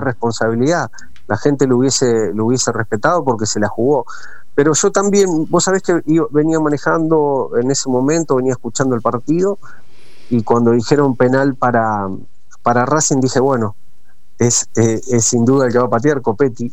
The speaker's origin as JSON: {"language": "Spanish", "town": "Coronel Dorrego", "region": "Buenos Aires Province", "country": "Argentina", "tie": "born or raised there", "also_born_or_lived": "Santa Fe", "moved": "yes", "said": "soy nacido en Coronel Dorrego, provincia de Buenos Aires, cerca de Bahía Blanca."}